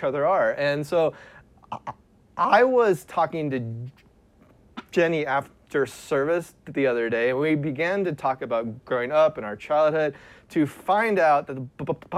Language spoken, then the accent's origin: English; Sugar Grove, Ohio, United States; I am from Ohio, a tiny country town called Sugar Grove, Ohio, and I grew up there